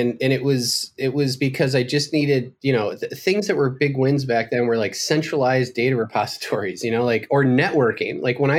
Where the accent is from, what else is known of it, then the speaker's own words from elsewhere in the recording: Wisconsin, United States; moved away; because this was back when I was still in my home state of Wisconsin